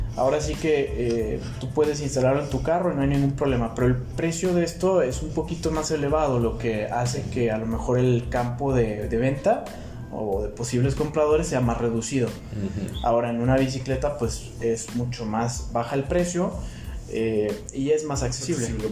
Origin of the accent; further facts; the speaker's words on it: Guadalajara, Jalisco, Mexico; Yo soy mexicano completamente. Yo nací aquí.